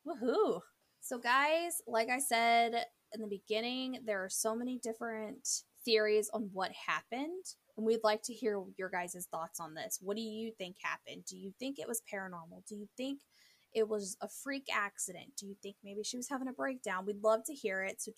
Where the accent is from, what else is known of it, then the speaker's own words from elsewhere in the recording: St. Louis, Missouri, United States; we are from St. Louis, Missouri